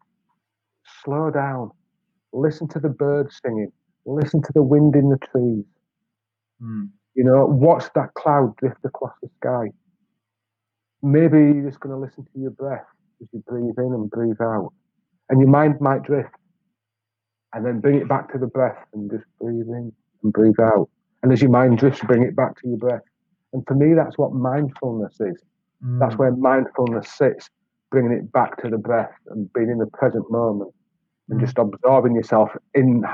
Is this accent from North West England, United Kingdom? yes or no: no; Yorkshire and the Humber, United Kingdom; now in Wales, United Kingdom; I'm a Yorkshireman from a certain generation